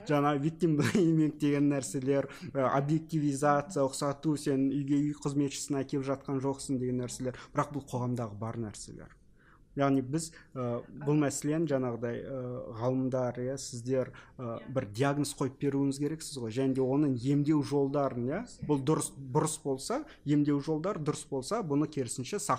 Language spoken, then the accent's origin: Kazakh; Kazakhstan; біз қазақпыз біздің ондаған туысқандарымыз бар